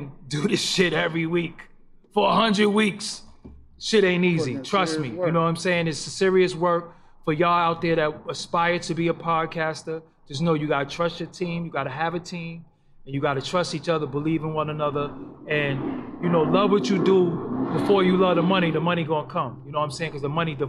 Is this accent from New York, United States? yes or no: yes; New York, United States; a Brooklyn dude.